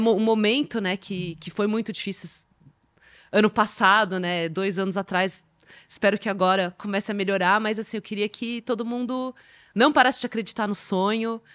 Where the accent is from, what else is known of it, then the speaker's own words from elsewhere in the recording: Brazil; eu sendo brasileira